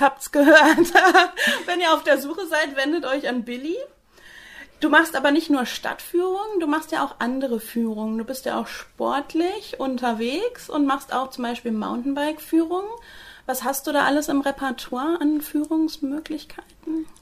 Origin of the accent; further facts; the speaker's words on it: Northern Germany, Germany; jetzt als Norddeutsche